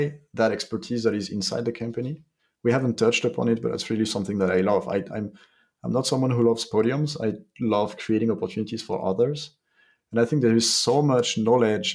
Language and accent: English; France; We're French from France